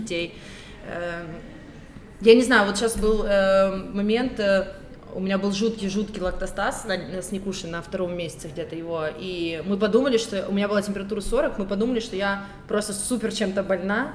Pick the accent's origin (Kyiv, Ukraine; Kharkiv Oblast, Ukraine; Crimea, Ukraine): Kyiv, Ukraine; also born or lived in Donetsk, Ukraine / Tbilisi, Georgia; я из Донецка. Я переехала в Киев, когда мне было двенадцать лет